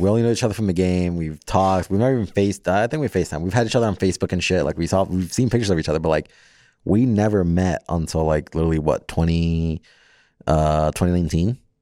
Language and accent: English; Florida, United States; also born or lived in Jersey City, New Jersey / San Antonio, Texas / California; now in Las Vegas, United States; raised down in Florida